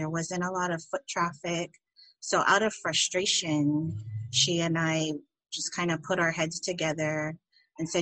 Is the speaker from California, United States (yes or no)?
yes; California, United States; now in Maui, United States; I live on Maui, but I was born and raised in California